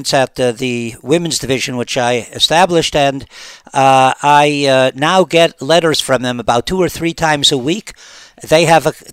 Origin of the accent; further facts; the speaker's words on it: Cleveland, Ohio, United States; moved away as an adult; now in Israel; I come from Cleveland, Ohio